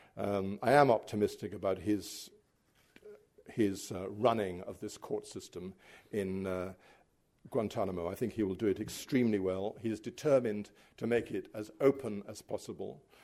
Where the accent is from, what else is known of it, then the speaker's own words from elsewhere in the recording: United Kingdom; as a British writer